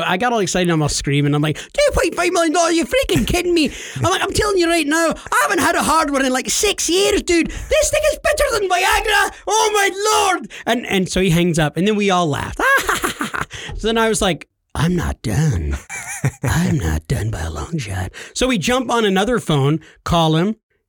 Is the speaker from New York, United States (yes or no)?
yes; New York, United States; and you neglected to tell him I'm actually from New York and yeah.